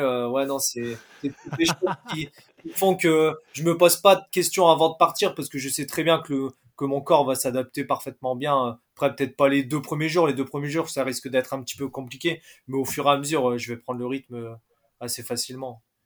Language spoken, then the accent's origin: French; Valenciennes, Hauts-de-France, France; moi je suis de Valenciennes